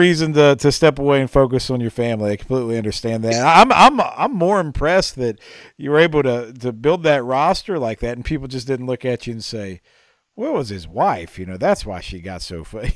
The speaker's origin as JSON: {"language": "English", "region": "West Virginia", "country": "United States", "tie": "born or raised there", "said": "Growing up in West Virginia"}